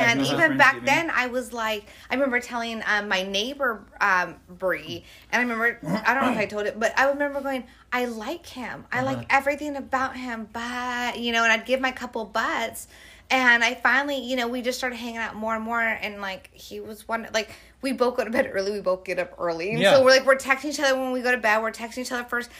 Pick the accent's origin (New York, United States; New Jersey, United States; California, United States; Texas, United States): California, United States; oh, I'm from California.